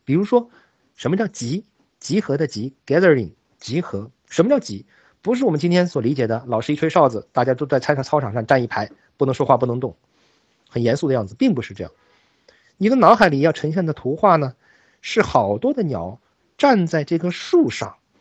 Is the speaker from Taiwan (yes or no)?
no; China; 我们大陆人讲说这个人很有水平